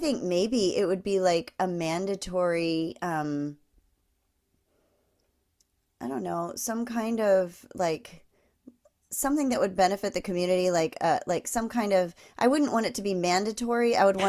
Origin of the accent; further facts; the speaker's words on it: East Coast, United States; I miss East Coast fall, just because I grew up on the East Coast, and it was so dramatic and so long and drawn out.